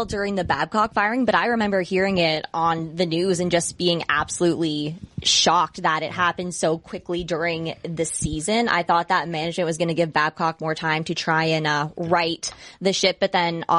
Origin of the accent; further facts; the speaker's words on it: an hour outside of Detroit, Michigan, United States; I grew up an hour outside of Detroit